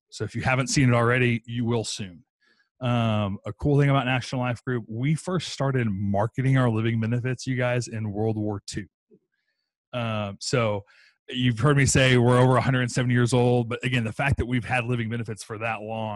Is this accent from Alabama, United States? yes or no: no; Texas, United States; I'm from Texas